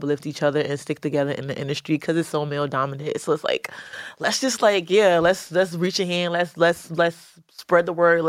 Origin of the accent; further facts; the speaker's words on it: New York City, New York, United States; also born or lived in Bronx, New York City; I spent my elementary days in Queens, my junior high school days. It wasn't really up until my like adult years that I actually like was like in the Bronx.